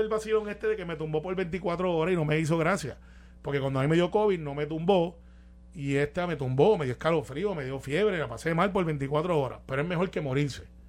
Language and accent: Spanish; Guaynabo, Puerto Rico; soy de Guaynabo